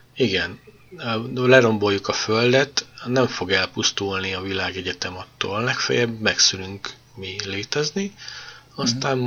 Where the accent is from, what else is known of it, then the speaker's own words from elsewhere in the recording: Hungary; magyarok vagyunk